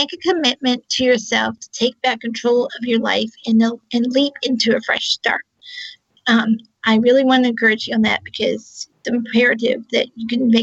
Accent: Charlottesville, Virginia, United States; I'm also from Charlottesville, Virginia, on the East Coast of the U.S.

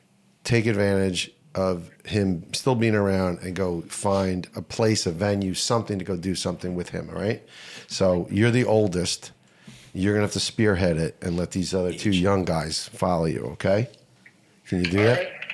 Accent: Verona, New Jersey, United States; moved away as an adult; now in Wayne, United States; I grew up in Verona. I live in Wayne.

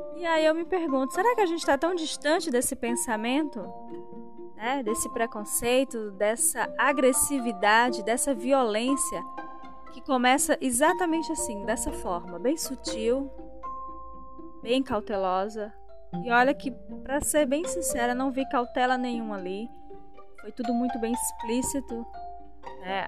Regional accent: interior of Ceará, Brazil; moved away; porque eu sou nordestina. Nasci no interior do Ceará

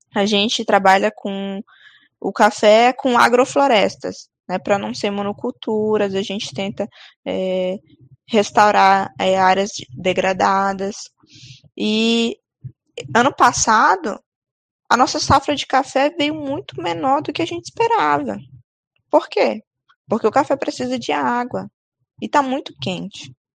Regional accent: Amazon, Brazil; a nossa, né, a Amazônia

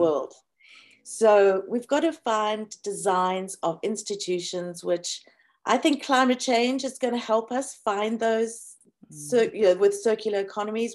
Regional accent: South Africa; when people attacked me for being South African

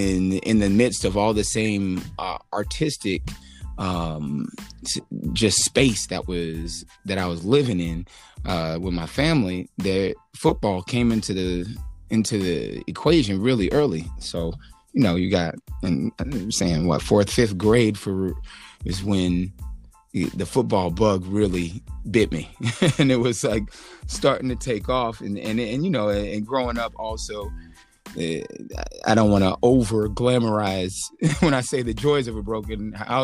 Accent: New York City, New York, United States; born there; They separated when I was two, and I was born in New York.

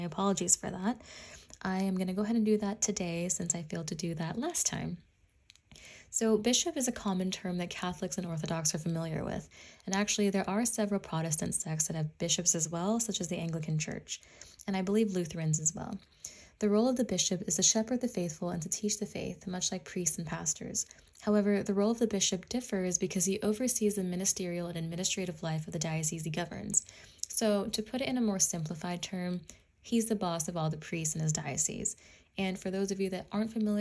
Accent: Washington, United States; I'm from Washington State

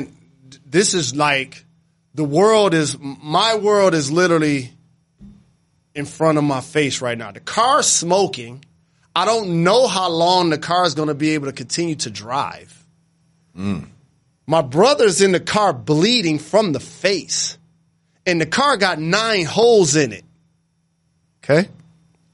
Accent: Detroit, Michigan, United States; I'm from Detroit.

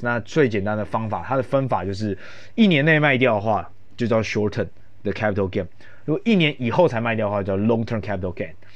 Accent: Taiwan; 像我们台湾人

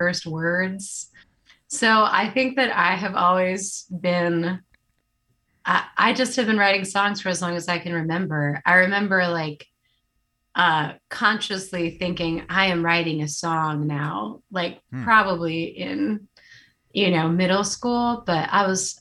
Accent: Ashland, Virginia, United States; now in Durham, United States; I grew up in Ashland, Virginia, which is not too far away from Durham.

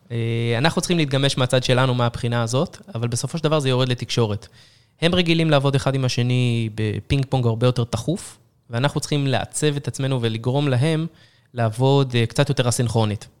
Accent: Israel; עם כל היכולת שלנו כישראלים

